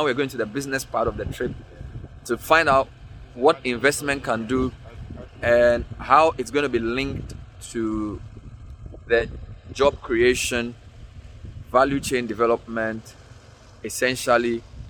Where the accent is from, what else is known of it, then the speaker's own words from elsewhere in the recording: Joje, Volta, Ghana; As you know, I'm from Joje, and Tajevu is not too far.